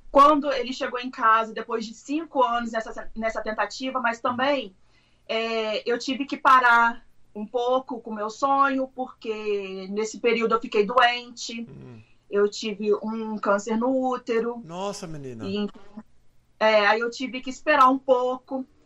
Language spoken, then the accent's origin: Portuguese; Três Rios, Rio de Janeiro, Brazil; moved away as an adult; also born or lived in Macaé; now in United States; Uh, eu sou de Três Rios, que é interior do Rio. Eu não trabalhava, eu era do lar, mas eu morei oito anos em Macaé.